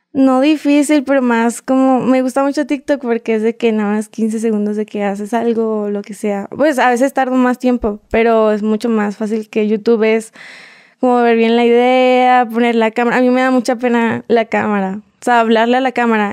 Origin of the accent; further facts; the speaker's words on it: Puebla, Mexico; accent: mixed Mexican and Colombian; also born or lived in Bogotá, Colombia; Soy mexicana. De hecho, yo nací en Puebla en un pueblito